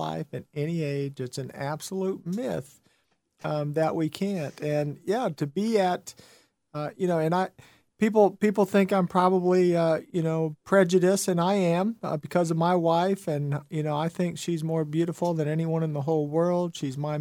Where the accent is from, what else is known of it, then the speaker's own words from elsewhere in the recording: Midwest, United States; moved away as an adult; now in Tennessee, United States; I'm from the Midwest and now Tennessee mm-hmm. for 16 years